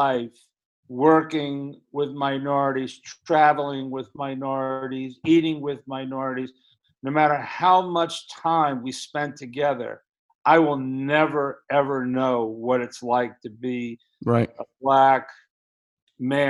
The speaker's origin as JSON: {"language": "English", "town": "Stamford", "region": "Connecticut", "country": "United States", "tie": "born or raised there", "said": "The town that I grew up in, though, the name of that town is Stamford, Connecticut."}